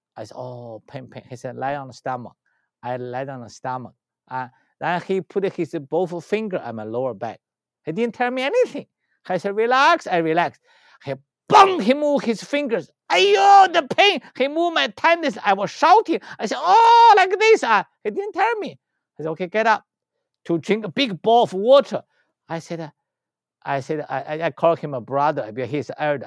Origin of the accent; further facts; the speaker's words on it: China; English is a second language; moved away; I was born in China